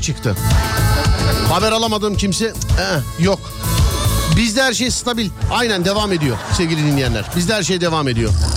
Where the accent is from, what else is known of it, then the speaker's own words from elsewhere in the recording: Istanbul, Turkey; ben İstanbul Şişliliyim